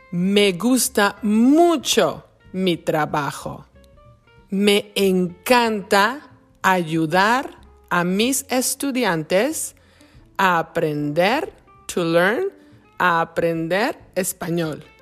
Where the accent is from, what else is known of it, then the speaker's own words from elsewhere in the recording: Mexico; moved away as an adult; now in Wisconsin, United States; Soy inmigrante mexicana. Vivo en Estados Unidos desde 1999, since 1999. Me gusta mucho mi vida en Wisconsin.